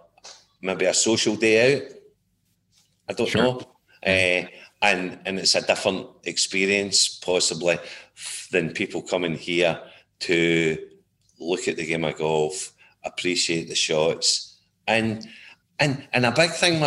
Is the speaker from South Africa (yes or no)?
no; Gourock, Scotland, United Kingdom; moved away as an adult; also born or lived in Rochester, New York, United States / Raleigh, North Carolina, United States; now in St Andrews, United Kingdom; born and brought up in the Gourock Greenock area